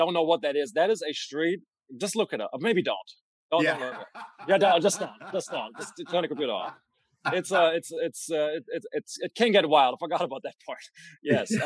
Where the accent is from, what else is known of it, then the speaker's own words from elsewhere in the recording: Düsseldorf, North Rhine-Westphalia, Germany; moved away; People from Düsseldorf probably wouldn't agree right now, which is my hometown